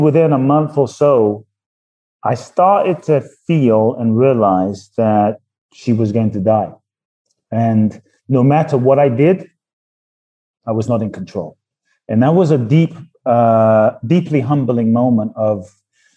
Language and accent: English; London, United Kingdom; also born or lived in Ghana; I was born in Ghana, West Africa. My father's from Ghana. My mother's Japanese. I grew up in London